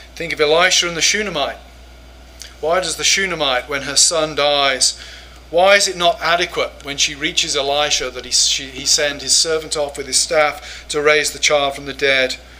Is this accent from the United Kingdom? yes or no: yes; England, United Kingdom; moved away as an adult; now in United States; as an English person